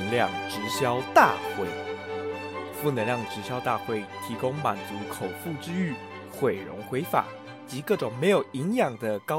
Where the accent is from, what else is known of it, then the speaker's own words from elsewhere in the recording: Taiwan; also born or lived in Japan; 也就是我们台湾人称的大阪烧